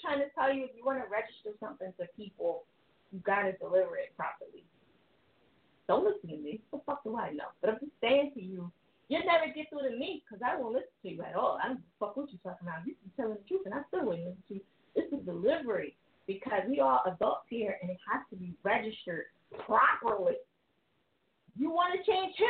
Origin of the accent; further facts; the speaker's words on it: New Jersey, United States; now in Philadelphia, United States; I'm from Jersey, and I live in Philly